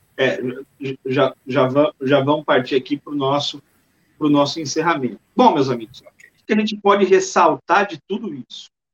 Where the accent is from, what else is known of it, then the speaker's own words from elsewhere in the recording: Bauru, São Paulo, Brazil; also born or lived in Maranhão; now in Salvador, Brazil; eu sou de Bauru, interior do estado de São Paulo